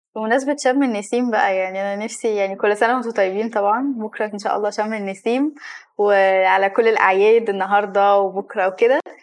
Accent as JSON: {"language": "Arabic", "country": "Egypt", "said": "احنا كمصريين"}